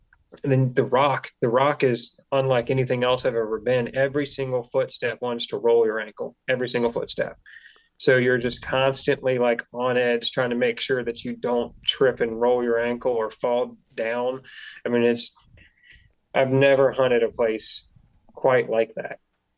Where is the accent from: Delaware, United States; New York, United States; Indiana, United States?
Delaware, United States; I mean, I grew up in Delaware. It's not pretty here, but I also grew up hunting South Carolina river bottoms.